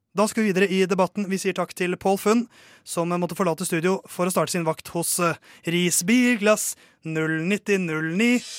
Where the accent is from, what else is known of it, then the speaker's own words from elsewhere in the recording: Norway; jeg er jo norsk